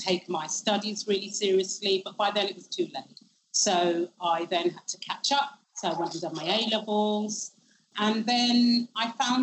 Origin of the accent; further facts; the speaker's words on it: London, United Kingdom; I grew up in Shepherd's Bush in West London, and I went to school on the White City Estate